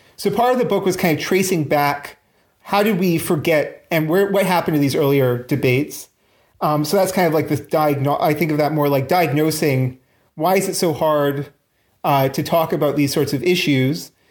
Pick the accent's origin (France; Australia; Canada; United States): Canada; now in London, United Kingdom; I'm actually Canadian